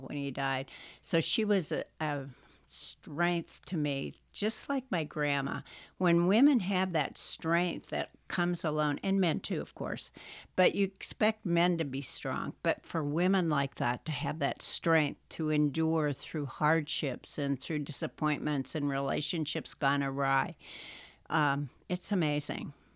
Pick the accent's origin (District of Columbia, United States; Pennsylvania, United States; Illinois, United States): Pennsylvania, United States; moved away; also born or lived in Wisconsin; when I was growing up in Pennsylvania